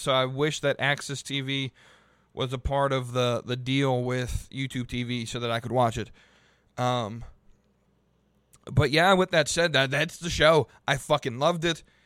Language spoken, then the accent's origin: English; Charlotte, North Carolina, United States; my hometown of Charlotte, North Carolina